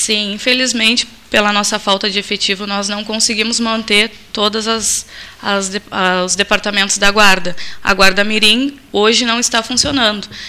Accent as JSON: {"language": "Portuguese", "town": "Pelotas", "region": "Rio Grande do Sul", "country": "Brazil", "tie": "born or raised there", "said": "mas morei a vida inteira no Areal"}